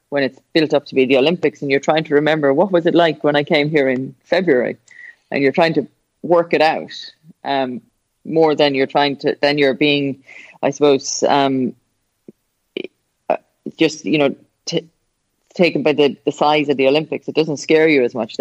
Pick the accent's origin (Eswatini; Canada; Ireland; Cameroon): Ireland; it's my hometown. My parents still live there